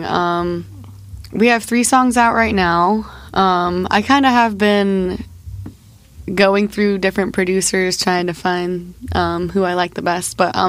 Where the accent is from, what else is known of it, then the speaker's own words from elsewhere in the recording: Florida, United States; I am from Florida.